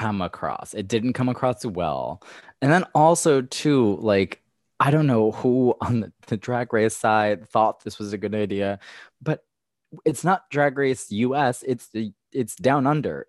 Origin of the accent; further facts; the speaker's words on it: Levittown, United States; I am from Levittown